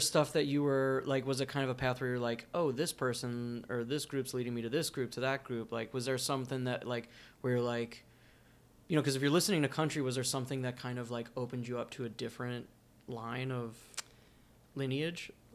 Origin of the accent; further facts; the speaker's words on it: New Jersey, United States; I grew up in Jersey, and we had a really strong punk scene in Jersey growing up